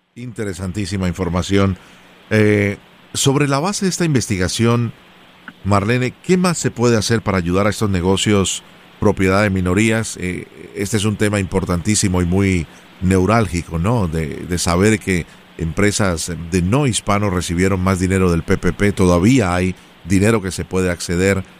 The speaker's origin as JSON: {"language": "Spanish", "country": "Colombia", "said": "como colombiano y amante del café"}